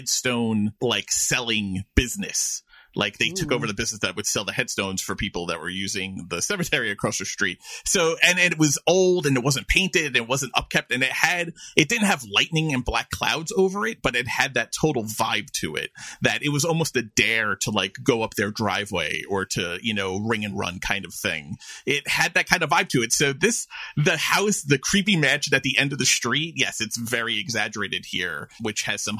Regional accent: New York City, New York, United States; I grew up in Flushing in Queens

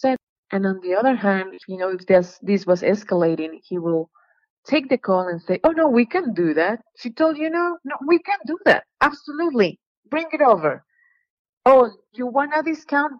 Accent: Colombia; moved away; I'm from Colombia

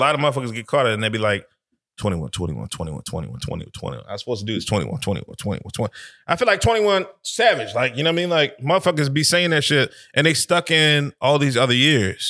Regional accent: Connecticut, United States; I'm from up top. I'm from Connecticut

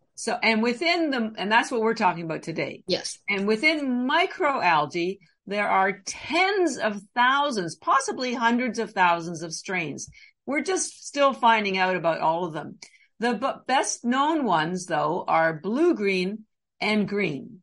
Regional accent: Canada; now in Boston, United States; I'm actually Canadian I've lived in Boston for about 30 years

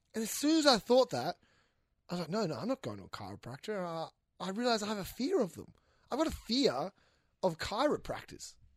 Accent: Western Australia, Australia; I'm from Western Australia

